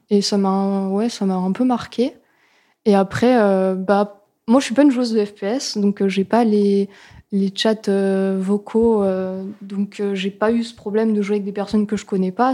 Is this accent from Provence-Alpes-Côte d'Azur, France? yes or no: no; Lorraine, Grand Est, France; je viens de Lorraine